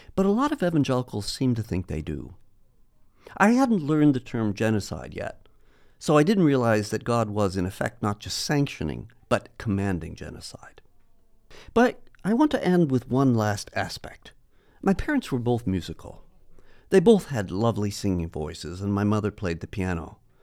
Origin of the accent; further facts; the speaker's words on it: United States; growing up in the States